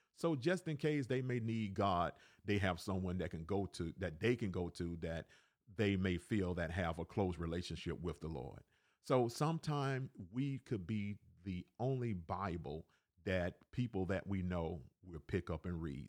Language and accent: English; Alabama, United States; also born or lived in Cleveland, Ohio; now in Decatur, Georgia, United States; I was born in Cleveland, Ohio, raised in Alabama.